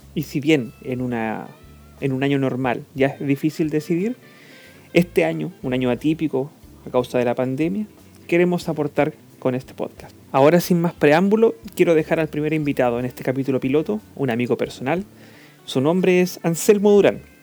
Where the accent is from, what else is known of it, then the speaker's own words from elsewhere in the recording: Pucón, Araucanía, Chile; nosotros somos de Pucón, nacimos y criamos, nos criamos en Pucón, estudiamos en Villarrica